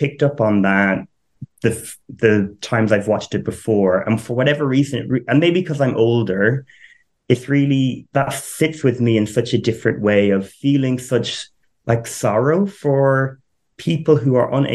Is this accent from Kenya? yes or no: no; Ireland; now in United Kingdom; So I am Irish, but live in the UK. I grew up on a farm